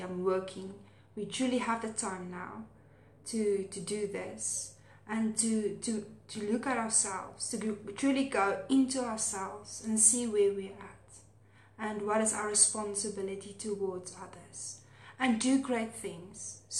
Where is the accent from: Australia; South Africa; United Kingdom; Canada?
South Africa; accent: Afrikaans; my Afrikaans accent